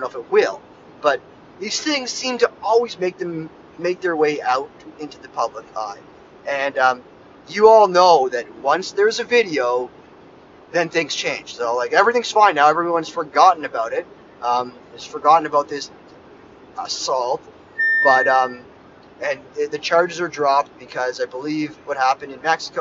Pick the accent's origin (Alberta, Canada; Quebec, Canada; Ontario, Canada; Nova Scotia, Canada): Ontario, Canada; Toronto; I'm from Toronto